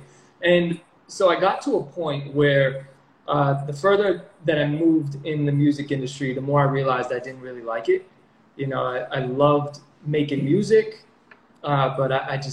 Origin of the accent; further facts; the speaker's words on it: New York, United States; also born or lived in Connecticut; now in Puerto Rico; I'm from New York